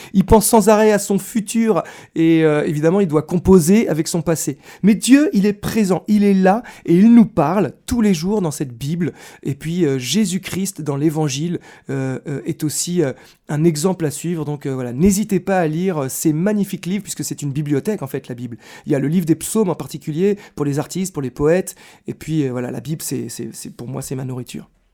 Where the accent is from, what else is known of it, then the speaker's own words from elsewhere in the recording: Versailles, Île-de-France, France; je suis né à Versailles